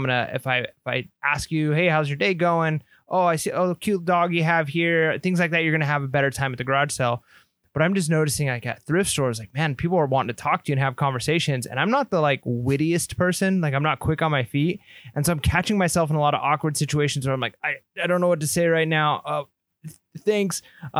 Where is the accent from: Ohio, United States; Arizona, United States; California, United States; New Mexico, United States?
California, United States; now in Texas, United States; I'm a Californian moving to Texas.